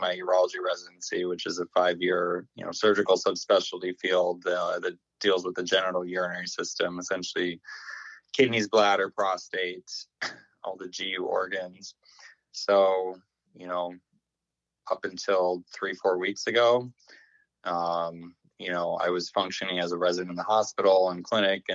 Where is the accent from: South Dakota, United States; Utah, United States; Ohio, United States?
South Dakota, United States; Yankton; moved away as an adult; also born or lived in Iowa; now in Long Island, New York, United States; I was born and raised in Yankton, South Dakota.